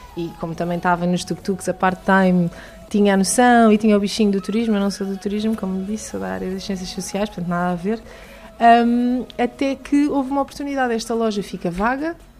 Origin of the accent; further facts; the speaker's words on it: Lisbon, Portugal; moved away as an adult; now in Trafaria, Portugal; eu sou de Lisboa, original de Lisboa